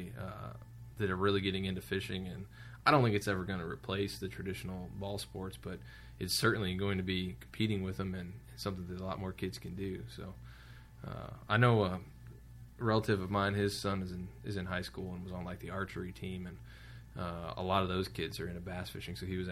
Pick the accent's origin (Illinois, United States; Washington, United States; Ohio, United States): Ohio, United States; I'm from Ohio